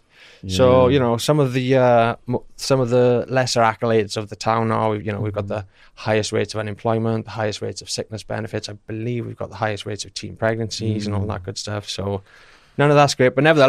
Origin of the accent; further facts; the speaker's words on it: Merthyr Tydfil, Wales, United Kingdom; now in Swindon, United Kingdom; I'm from the Valley, South Wales, Merthyr Tydfil.